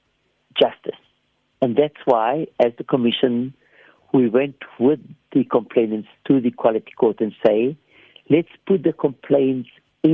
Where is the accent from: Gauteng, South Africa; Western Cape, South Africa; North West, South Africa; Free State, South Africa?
Western Cape, South Africa; Cape Town; I come from Bishop Lavis.